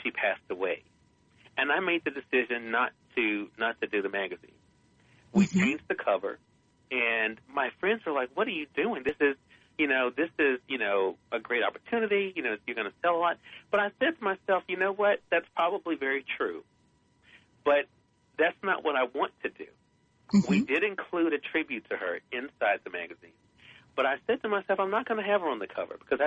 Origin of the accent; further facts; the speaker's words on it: the South, home state of Mississippi, United States; I tell people I'm from the South. That's the way I was raised.